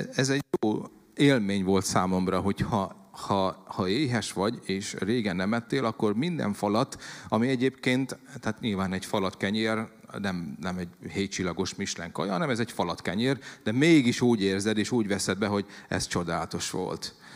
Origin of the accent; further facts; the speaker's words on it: Szabolcs-Szatmár-Bereg, Hungary; ugye Szabolcsi vagyok, és 47 leszek, hogy ugye úgy nőttem fel